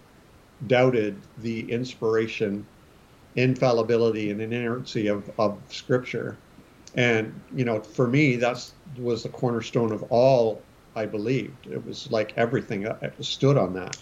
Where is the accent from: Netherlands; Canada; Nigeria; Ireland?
Canada; also born or lived in Springfield, Missouri, United States; I'm Canadian. I live in Canada, but I went to Bible college in the United States, to Springfield, Missouri